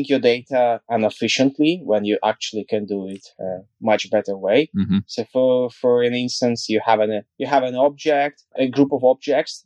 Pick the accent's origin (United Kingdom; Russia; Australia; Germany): Russia; Kaliningrad, Kaliningrad Oblast; I'm from West Russia, Kaliningrad.